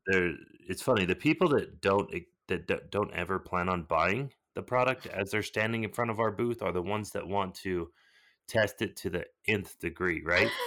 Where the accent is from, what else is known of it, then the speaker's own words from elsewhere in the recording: Southern California, United States; I was born in Southern California